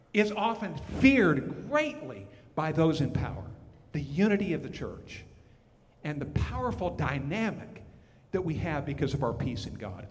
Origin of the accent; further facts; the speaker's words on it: Montana, United States; moved away as an adult; also born or lived in Texas / Oklahoma; I'm from Montana, but we served, Paula and I did, in Texas for a number of years in Oklahoma